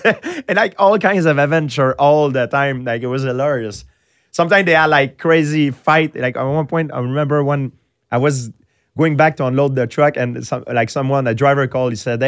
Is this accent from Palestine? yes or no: no; Quebec, Canada; English is a second language; Yeah, but I'm from countryside. I grew up in countryside. So I didn't grow up, I didn't have the chance to grow up in the city with mixed culture.